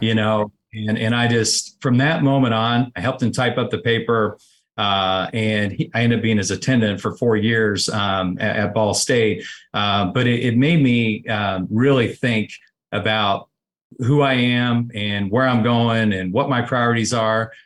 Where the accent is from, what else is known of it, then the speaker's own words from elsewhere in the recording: Connersville, Indiana, United States; I grew up, uh, about sixty-five miles, uh, southeast of, uh, Indianapolis, uh, a small community called Connorsville, Indiana